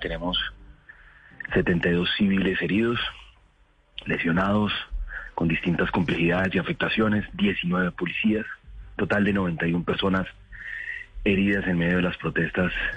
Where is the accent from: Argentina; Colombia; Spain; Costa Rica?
Colombia; todos somos colombianos